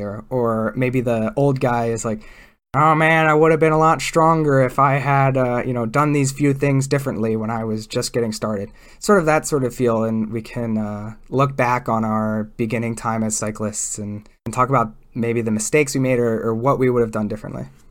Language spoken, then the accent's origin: English; East Coast, Pennsylvania, United States; I grew up on the East Coast where it's generally, it's not necessarily flatter where I grew up